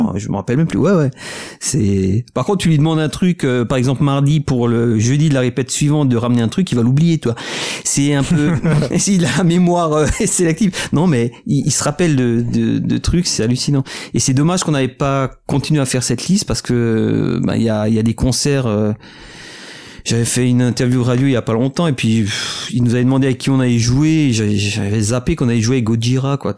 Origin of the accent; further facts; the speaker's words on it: Alsace, Grand Est, France; on vient d'Alsace, euh, c'est la bière et les bretzels